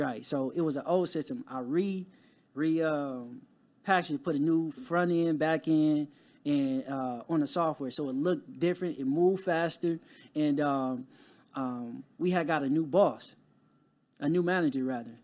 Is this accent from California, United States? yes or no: yes; Compton, California, United States; growing up in Compton, it wasn't a lot of resources